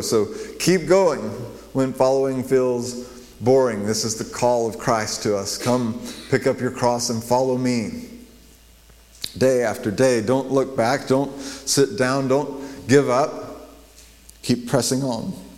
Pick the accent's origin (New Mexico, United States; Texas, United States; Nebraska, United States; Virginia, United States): New Mexico, United States; Las Cruces; when I grew up in Las Cruces, our um, little church would go and minister to Las Cruces, New Mexico